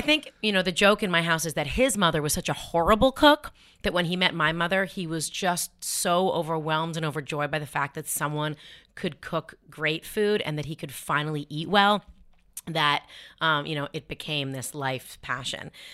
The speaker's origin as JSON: {"language": "English", "town": "Toronto", "region": "Ontario", "country": "Canada", "tie": "born or raised there", "moved": "yes", "said": "We grew up in Toronto, which is an incredibly diverse city"}